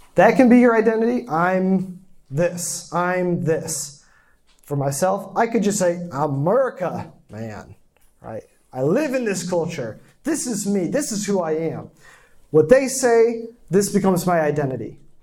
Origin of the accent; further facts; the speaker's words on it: small town in Michigan, United States; moved away; also born or lived in South Korea; I'm, I'm from a small town, 1,500 people. That's the town. The first apartment complex I lived in in Korea had more people than my hometown